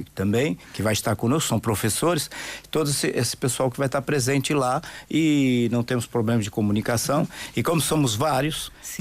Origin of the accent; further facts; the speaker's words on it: São Paulo, Brazil; also born or lived in Santos; Eu sou de Brasil. São Paulo.